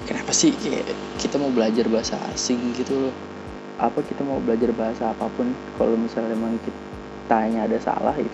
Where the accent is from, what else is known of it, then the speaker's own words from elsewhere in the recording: Surakarta, Central Java, Indonesia; Ah, halo bang … gue dari Solo.